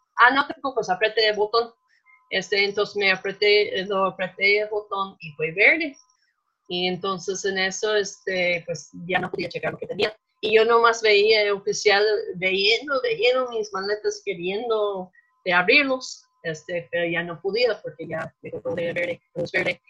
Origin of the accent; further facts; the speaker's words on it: Minnesota, United States; accent: gringo; Spanish is a second language; moved away as an adult; now in Mexico; yo crecí en Minnesota, claro que nos notan que tenemos un acento gringo